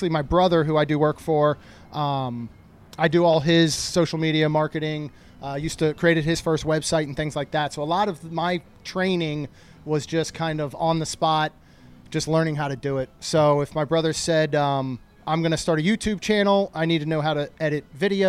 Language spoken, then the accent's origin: English; Maryland, United States; moved away as an adult; now in Florida, United States; I grew up in Maryland